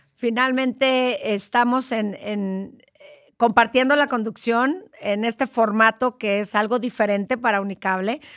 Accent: Guerrero, Mexico; Pues yo soy de Guerrero, no soy acapulqueña

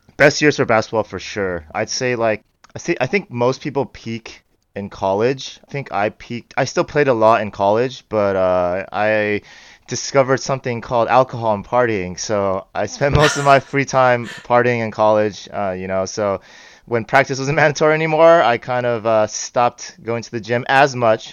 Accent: Bay Area, California, United States; I grew up in the Bay Area.

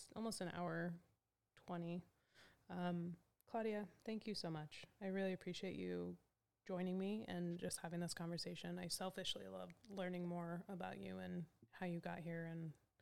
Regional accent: Portland, Oregon, United States; I'm definitely from Portland

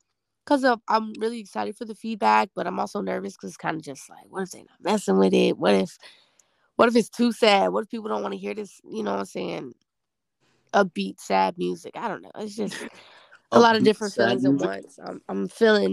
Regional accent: Long Beach, California, United States; now in Los Angeles, United States; I was born and raised, like you said, in Long Beach

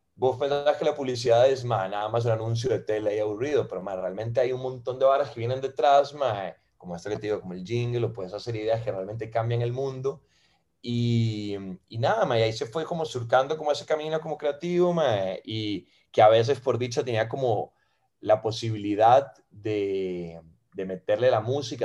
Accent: Costa Rica; also born or lived in Venezuela; soy eh, venezolano de nacimiento, ma, tengo 21 años viviendo en Costa Rica, ma, me vine aquí a los 10 con mi madre y con mi hermana, y mm, que ellas son argentinas, y, y nada, ma, hice aquí la escuela, hice aquí el cole

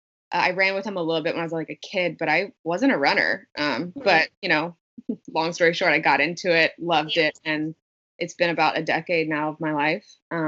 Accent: South Louisiana, United States; now in Portland, United States; I am a girl from South Louisiana living in Portland, Oregon now

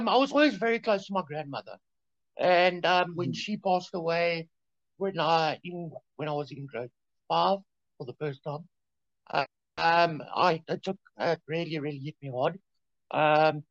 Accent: Germiston, Gauteng, South Africa; I was born in Germiston

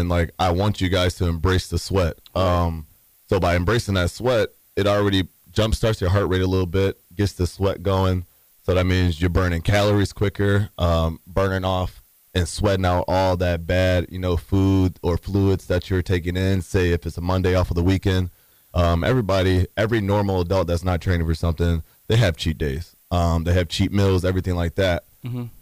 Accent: Michigan, United States; now in Tampa, United States; I'm from Michigan

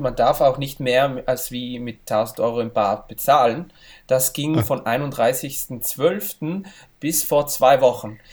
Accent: Val Gardena, South Tyrol, Trentino-Alto Adige, Italy; also born or lived in Brixen, South Tyrol; von wo ich herkomme, in Gröden, im Skigebiet

